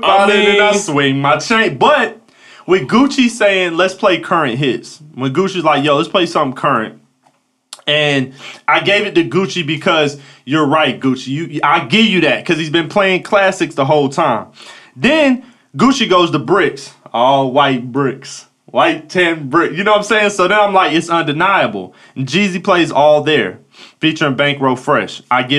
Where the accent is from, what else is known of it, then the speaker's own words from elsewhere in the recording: Atlanta, Georgia, United States; Been almost 20 years. I'm from Cobb County. Like, I'm from Atlanta.